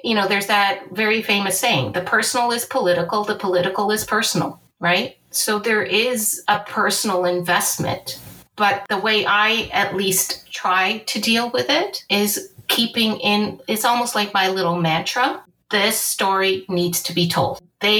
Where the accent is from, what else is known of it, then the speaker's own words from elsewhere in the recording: Angola; born there; moved away; And my personal history is that I was born in Angola, which was a previous Portuguese colony. My family and I were refugees from the War of Independence and the civil war that occurred after independence.